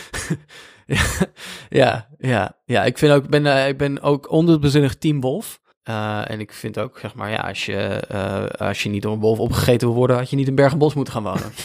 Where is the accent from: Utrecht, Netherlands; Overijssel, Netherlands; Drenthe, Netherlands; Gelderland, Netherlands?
Gelderland, Netherlands; Veluwe; kom ik dus uit Veluwe